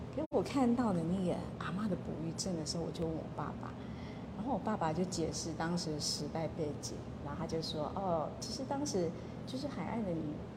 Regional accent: Nanliao, Mituo, Kaohsiung, Taiwan; 我们是弥陀南寮人

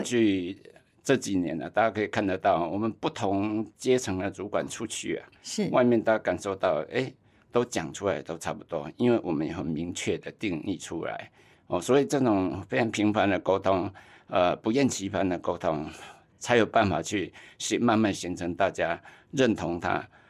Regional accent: Tainan, Taiwan; moved away; also born or lived in Taipei; 我老家在台南

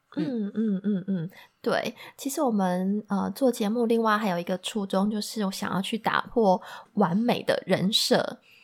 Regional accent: Taiwan; moved away as an adult; 我也是土生土长的台湾人

